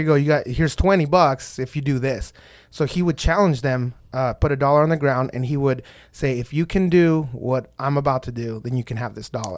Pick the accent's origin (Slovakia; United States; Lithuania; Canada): United States; Texas; I'm from Texas